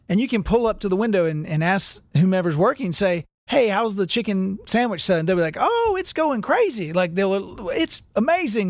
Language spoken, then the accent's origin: English; Winston-Salem, North Carolina, United States; growing up in Winston Salem, North Carolina, we had a, a Champion Haynes outlet